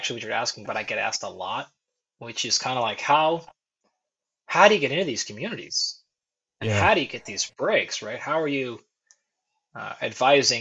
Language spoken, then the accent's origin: English; Pacific Northwest, United States; moved away as an adult; also born or lived in Tempe, Arizona / Fullerton, California; I was born in the Pacific Northwest, so in a pretty small community, farming and logging, things like that.